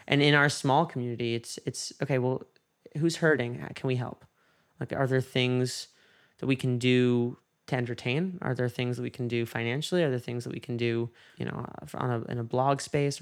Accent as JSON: {"language": "English", "region": "New York", "country": "United States", "tie": "born or raised there", "moved": "yes", "said": "there was a case in my hometown"}